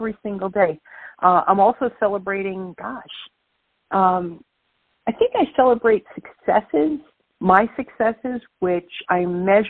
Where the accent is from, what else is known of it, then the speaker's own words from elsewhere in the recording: New York City, New York, United States; accent: Brooklyn; now in New Jersey, United States; I'm born and raised in Brooklyn, New York, but I'm living in New Jersey right now. Thank you, listeners, for putting up with my Brooklyn accent.